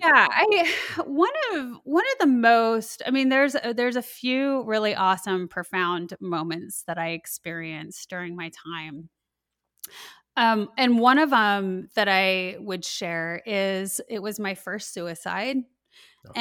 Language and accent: English; Colorado, United States; I grew up in Colorado, and so I experienced when I was in high school the Columbine school shootings